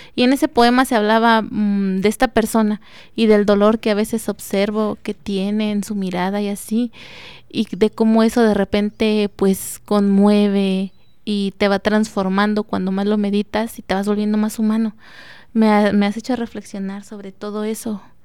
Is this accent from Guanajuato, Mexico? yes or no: yes; Juventino Rosas, Guanajuato, Mexico; soy originaria de Juventino Rosas